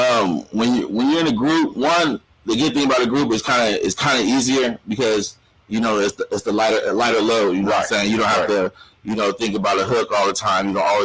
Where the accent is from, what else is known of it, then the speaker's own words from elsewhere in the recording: Riverside, California, United States; Man, it was crazy, man, because actually it's not the ghetto like you would think, you know what I'm saying? It's actually very diverse with different ethnicities and stuff like that. So I grew up with all type of different races.